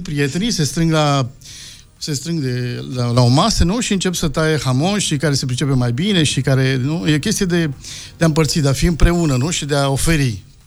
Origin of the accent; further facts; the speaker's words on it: Romania; moved away; also born or lived in Spain; noi ca români, noi munceam în restaurante